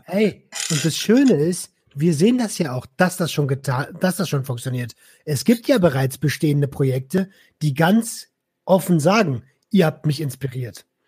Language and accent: German; Berlin, Germany; ich habe früher als Jugendlicher in Berlin